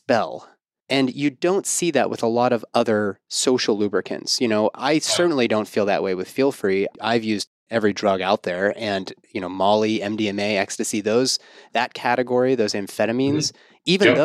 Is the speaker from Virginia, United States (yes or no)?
no; Pittsburgh, Pennsylvania, United States; I'm from Pittsburgh